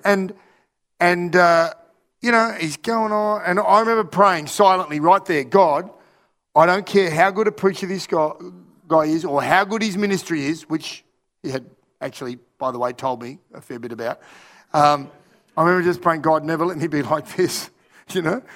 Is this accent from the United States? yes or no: no; Australia; also born or lived in Russia; I was from Australia